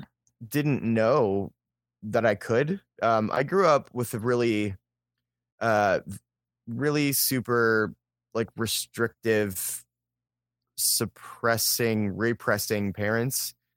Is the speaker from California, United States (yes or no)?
no; Pittsburgh, Pennsylvania, United States; also born or lived in Philadelphia; now in Columbus, United States; So I grew up I grew up near Pittsburgh, and then I spent a lot of my growing up in Western Pennsylvania, and then I was in Philadelphia for a while, and then I moved to Columbus in 2009.